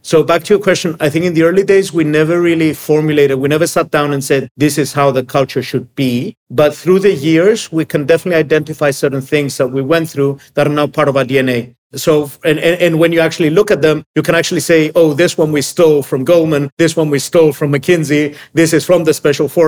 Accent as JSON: {"language": "English", "country": "Cyprus", "moved": "yes", "lives_now": "Greece", "said": "with Emilio as my co founder, we decided to come to Greece. It was a new country for us. We're both from Cyprus and set up Hellas Direct."}